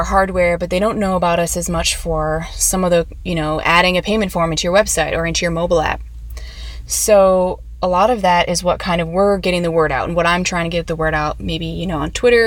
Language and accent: English; Minneapolis, Minnesota, United States; moved away; also born or lived in Chicago / San Diego; I'm from Minneapolis.